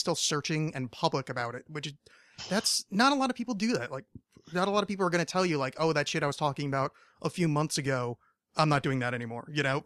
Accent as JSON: {"language": "English", "region": "outside New York", "country": "United States", "tie": "born or raised there", "moved": "yes", "lives_now": "Los Angeles, United States", "said": "I grew up on the East Coast originally"}